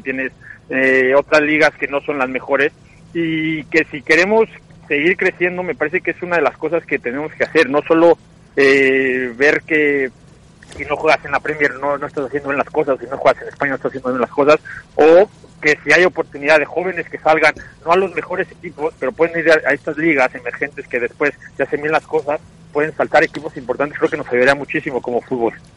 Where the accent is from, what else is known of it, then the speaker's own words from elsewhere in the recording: Mexico; moved away as an adult; also born or lived in Scotland; now in Norway; nosotros tenemos una cosa buena como mexicanos